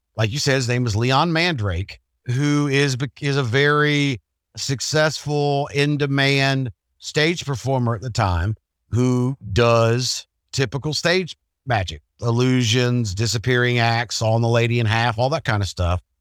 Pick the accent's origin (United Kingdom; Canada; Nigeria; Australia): United Kingdom; England; as an English guy